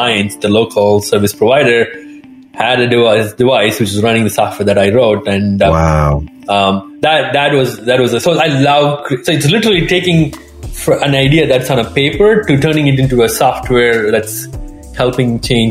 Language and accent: English; India; moved away; I'm originally from India